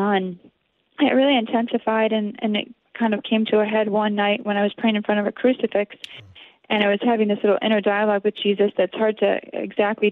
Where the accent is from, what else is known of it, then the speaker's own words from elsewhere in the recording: Connecticut, United States; I grew up in Connecticut